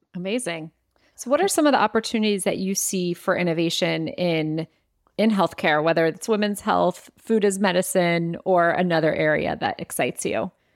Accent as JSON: {"language": "English", "town": "Cleveland", "region": "Ohio", "country": "United States", "tie": "born or raised there", "said": "I grew up in Ohio and in Cleveland"}